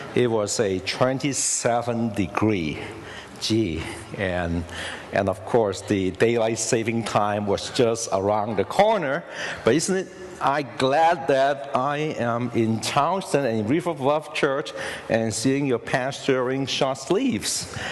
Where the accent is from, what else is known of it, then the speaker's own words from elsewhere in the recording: Hong Kong; now in United States; I was born in Hong Kong